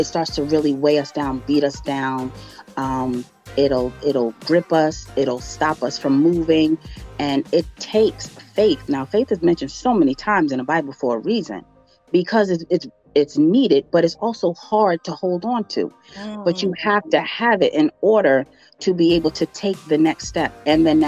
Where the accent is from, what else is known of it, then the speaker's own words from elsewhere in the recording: New York, United States; I'm a New Yorker to the heart. I left New York for a little bit